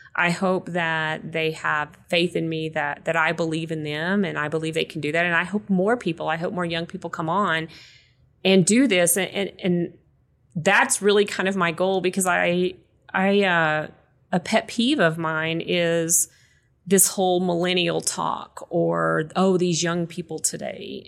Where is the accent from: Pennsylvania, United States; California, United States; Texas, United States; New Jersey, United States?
Texas, United States; West; moved away; I grew up in West Texas, so it's very dry too